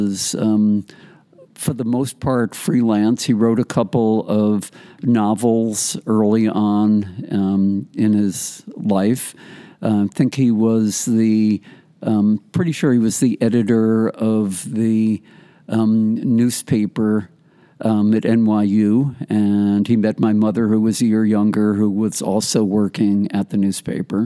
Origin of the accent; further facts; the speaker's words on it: White Plains, New York, United States; also born or lived in Greenburgh, New York; I was born in New York City and lived on the West Side. 838 Western Movie is what I called it. It was West End Avenue. And then moved up at the age of four to White Plains, which is in Westchester, about 20 miles north. And then in sixth grade, moved to the Union Free School District number 6 in the town of Greenburg